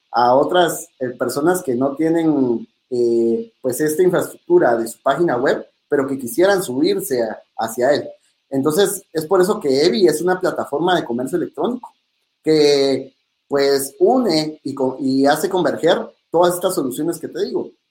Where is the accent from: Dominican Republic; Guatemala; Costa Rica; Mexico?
Guatemala; como buenos guatemaltecos